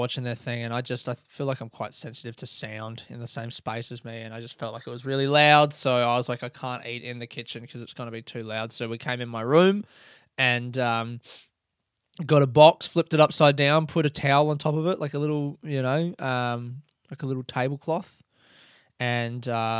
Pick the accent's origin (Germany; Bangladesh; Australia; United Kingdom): Australia; Adelaide, South Australia; we could go back to the house I grew up in Adelaide and take a picture of me in front of that.